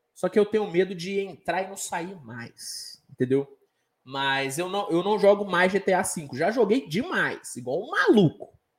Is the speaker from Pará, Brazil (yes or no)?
no; Minas Gerais, Brazil; Sou de Minas